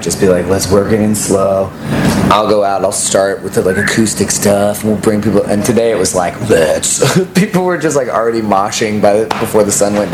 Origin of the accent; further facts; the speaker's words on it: Austin, Texas, United States; growing up in Austin